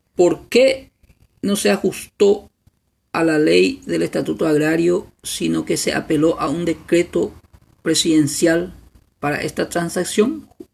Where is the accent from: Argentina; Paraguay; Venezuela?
Paraguay; como paraguayos y paraguayas